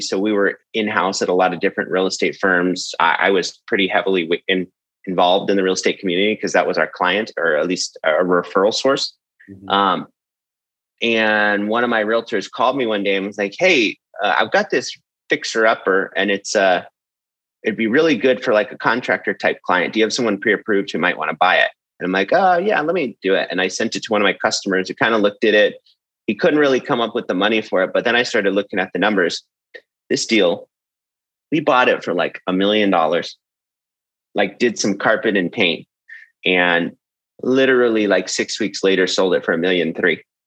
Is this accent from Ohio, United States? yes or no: no; San Jose, California, United States; I'm originally from San Jose, California, and for those that don't know, that's Silicon Valley, which where most of the tech companies there. Essentially, I grew up there